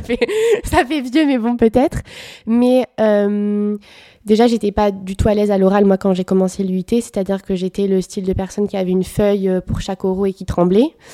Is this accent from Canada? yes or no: no; Bordeaux, Nouvelle-Aquitaine, France; Je suis bordelaise depuis toujours